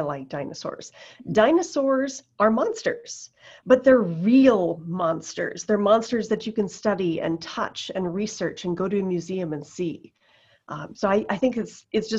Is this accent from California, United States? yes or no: no; Moorhead, Minnesota, United States; also born or lived in North Dakota; I grew up in Moorhead, Minnesota